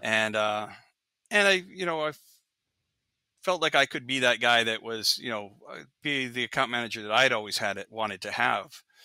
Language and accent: English; Regina, Saskatchewan, Canada; now in Seattle, United States; I grew up in Regina